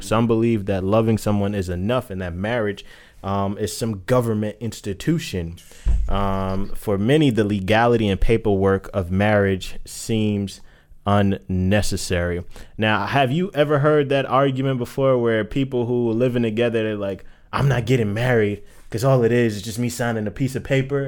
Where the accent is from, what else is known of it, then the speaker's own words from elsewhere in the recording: New York, United States; I'm from that culture. I'm from New York